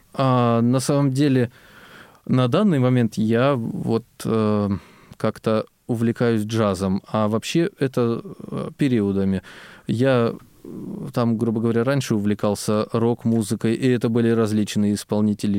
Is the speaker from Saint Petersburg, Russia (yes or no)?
no; Biysk, Altai Krai, Russia; moved away as an adult; родился я в Алтайском крае и, собственно, вырос там же, учился я а, в школе-интернате для слепых слабовидящих детей в городе Бийске